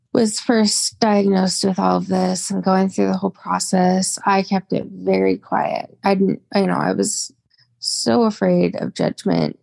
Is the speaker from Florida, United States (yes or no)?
no; Spokane, Washington, United States; I've been born and raised in Spokane, Washington.